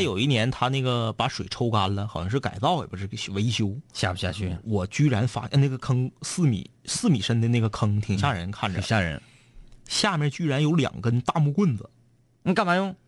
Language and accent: Chinese; Fushun, Liaoning, China; 抚顺是我老家